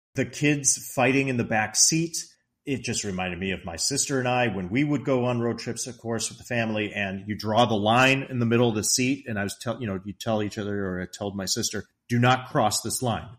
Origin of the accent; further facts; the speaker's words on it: Chicago suburbs, Illinois, United States; I am from the Chicago suburbs.